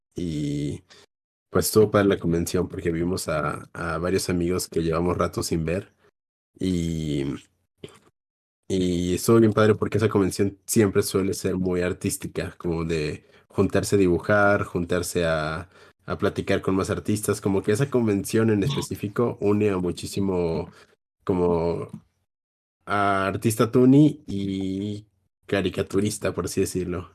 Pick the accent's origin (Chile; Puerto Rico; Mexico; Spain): Mexico; Jalisco; yo soy de Jalisco